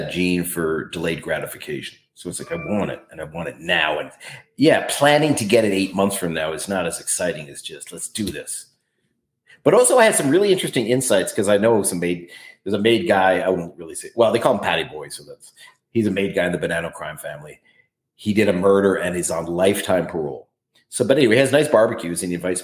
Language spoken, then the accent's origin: English; Calgary, Alberta, Canada; now in New York, United States; I was born here